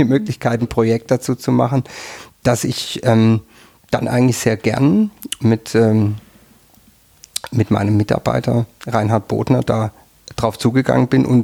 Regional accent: Southern Germany, Germany; now in Tyrol, Austria; ich komme aus Süddeutschland und ähm, bin dann irgendwann erst in Tirol gelandet.

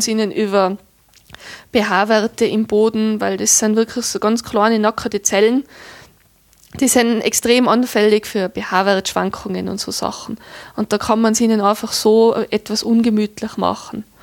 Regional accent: Tyrol, Austria; bei uns in Tirol

